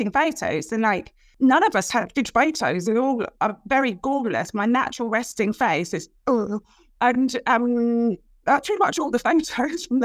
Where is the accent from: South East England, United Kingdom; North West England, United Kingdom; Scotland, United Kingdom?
South East England, United Kingdom; Brighton; And it was a cool place to grow up, really cool shops, very diverse.